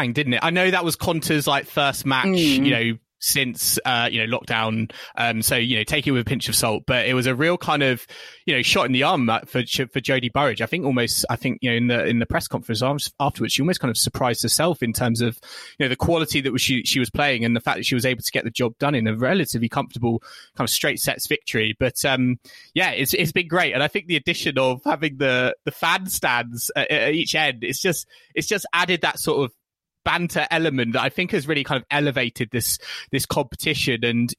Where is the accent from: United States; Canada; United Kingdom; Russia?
United Kingdom; I think for me as a British fan, we're seeing combinations